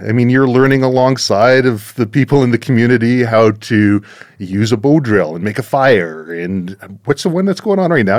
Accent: Surrey, British Columbia, Canada; my hometown of Surrey, British Columbia

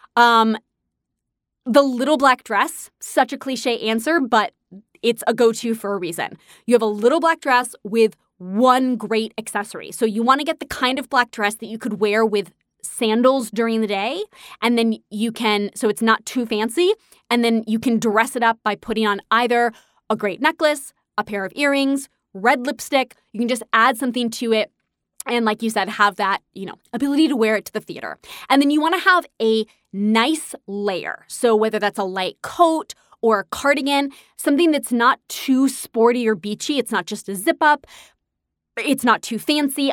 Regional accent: New York, United States; I'm a New Yorker, so I'm used to walking

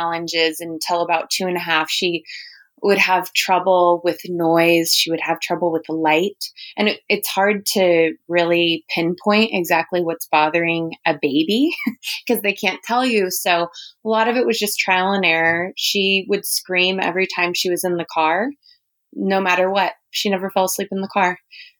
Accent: Huntington Beach, California, United States; also born or lived in Los Angeles; I was born and raised in California, actually Huntington Beach

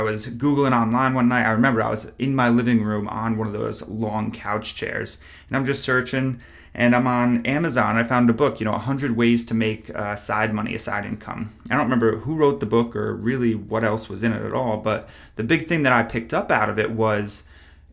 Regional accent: upstate New York, United States; moved away as an adult; also born or lived in Plattsburgh, New York; now in Charlotte, United States; I am from New York originally, about 2 hours upstate. I live in Charlotte at the point of this recording.

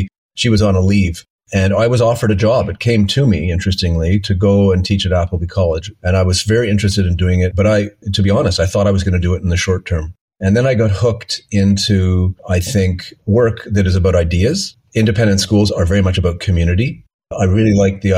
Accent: Montreal, Quebec, Canada; also born or lived in Geneva, Switzerland; I grew up in Montreal.

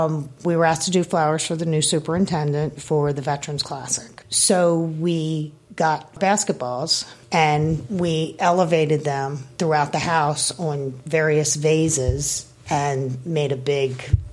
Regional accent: Howard County, Maryland, United States; now in Annapolis, United States; I'm born and bred Maryland. I grew up in Howard County.

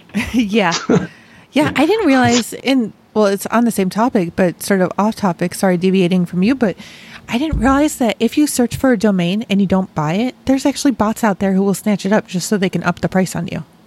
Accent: Rochester, New York, United States; now in Dayton, United States; I grew up in Rochester, Rochester, New York, not Rochester

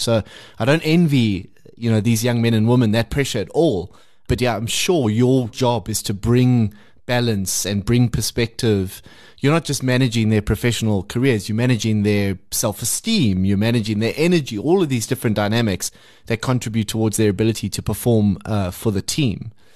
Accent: South Africa; being South African

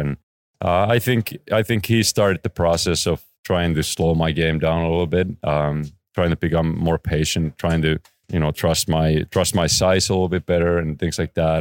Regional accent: Oulu, North Ostrobothnia, Finland; moved away as an adult; close to my hometown, Oulu. Um, that's where I was born.

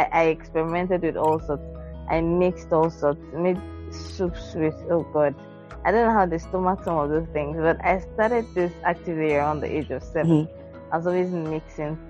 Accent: Lagos, Nigeria; moved away as an adult; now in Abuja, Nigeria; I grew up in Lagos, Nigeria.

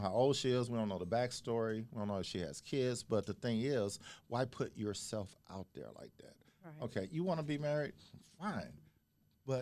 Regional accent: Houston, Texas, United States; I'm from South Park, Houston

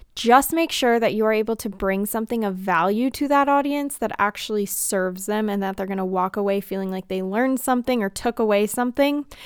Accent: United States; as an American

